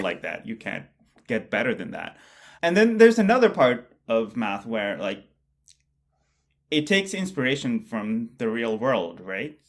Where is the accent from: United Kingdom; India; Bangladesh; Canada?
Bangladesh; moved away; I grew up in Bangladesh